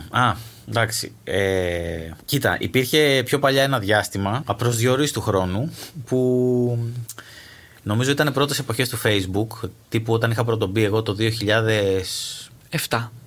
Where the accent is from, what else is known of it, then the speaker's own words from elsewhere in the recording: Astros, Peloponnese, Greece; Είμαι από το Άστρο που είμαι ο μισό.